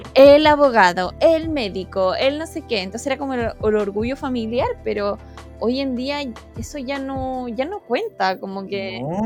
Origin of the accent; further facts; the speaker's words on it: Temuco, Araucanía, Chile; moved away; yo soy de Temuco